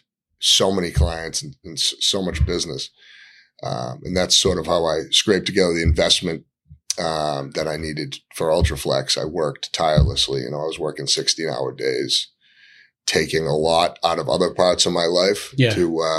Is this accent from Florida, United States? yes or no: no; Gloucester, Massachusetts, United States; So I grew up in Gloucester, went to Gloucester High School